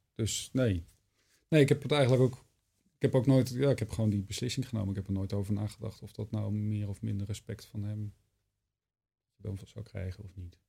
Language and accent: Dutch; Wageningen, Gelderland, Netherlands; moved away; En ik was net naar Wageningen verhuisd. Ja. Terug verhuisd, waar ik vandaan kom